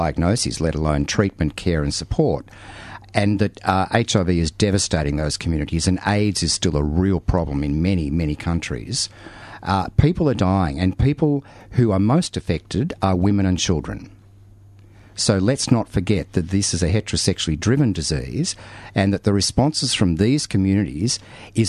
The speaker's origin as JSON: {"language": "English", "town": "Melbourne", "region": "Victoria", "country": "Australia", "tie": "born or raised there", "said": "Having been born and bred in Melbourne and Victoria"}